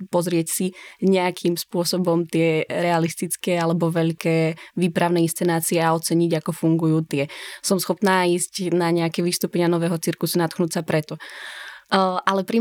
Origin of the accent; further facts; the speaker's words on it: Bratislava, Bratislava Region, Slovakia; moved away; som bola zvyknutá primárne na bratislavský kontext, lebo som z Bratislavy